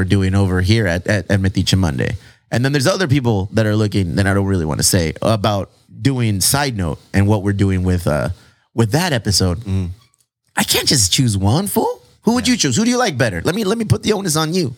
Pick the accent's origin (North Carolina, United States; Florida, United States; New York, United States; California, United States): California, United States; San Diego; But we're from San Diego, cousins.